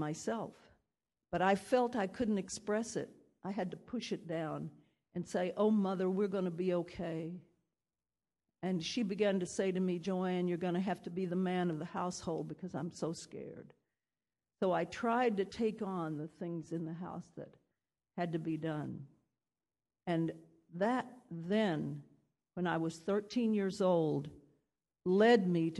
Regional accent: Oklahoma, United States; moved away; I was born in Oklahoma

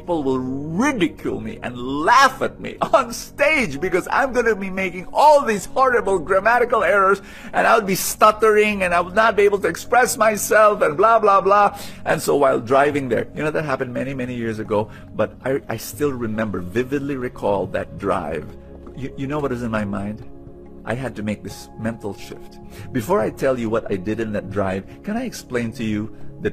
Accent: Manila, Metro Manila, Philippines; also born or lived in Cebu; I am Filipino. I was born in Manila.

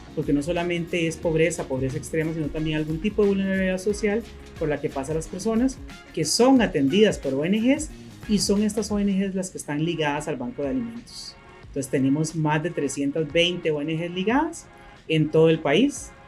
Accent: Costa Rica; also born or lived in Managua, Nicaragua; Y llegamos a Costa Rica un 26 de diciembre, entramos a Costa Rica ese año y aquí nos quedamos.

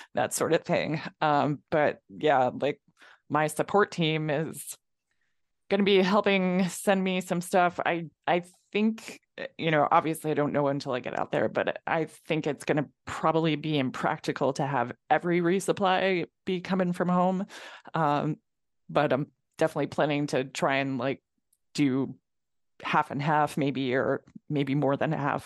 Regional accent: Mid Hudson Valley, Catskills, New York, United States; now in New Hampshire, United States; growing up in New York, growing up in the Catskills

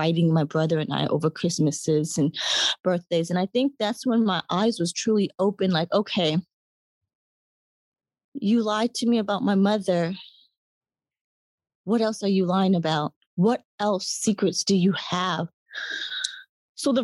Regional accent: Atlanta, Georgia, United States; I grew up in Atlanta, Georgia, grew up on the Black side of my family

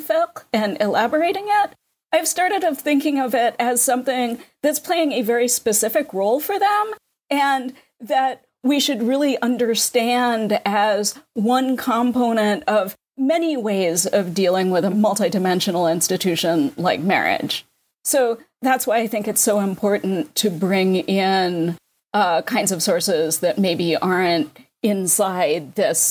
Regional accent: New York, United States; I'm a New Yorker

